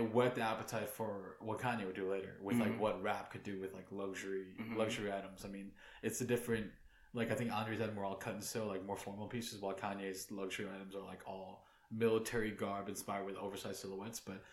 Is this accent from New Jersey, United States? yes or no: yes; New Jersey, United States; also born or lived in Queens, New York; growing up in Jersey, and growing up in the suburbs